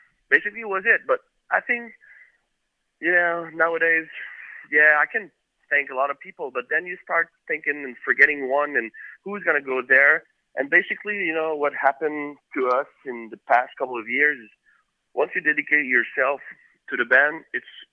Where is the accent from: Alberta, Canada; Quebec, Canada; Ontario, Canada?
Quebec, Canada; Quebec City; we grew up in Quebec City, which was in Quebec, the province of Quebec